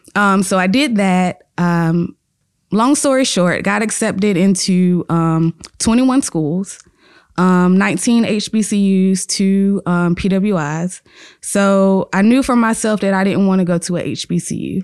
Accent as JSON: {"language": "English", "town": "Chester", "region": "South Carolina", "country": "United States", "said": "It's only an hour and thirty minutes away from where I live 'cause I'm from Chester, South Carolina"}